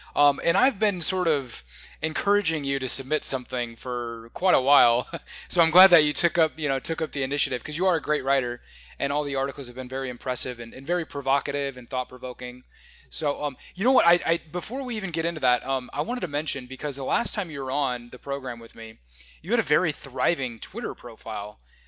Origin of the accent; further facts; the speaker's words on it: Midwest, United States; I grew up in the Midwest and I've kind of lived all over the place. I've never actually lived in the South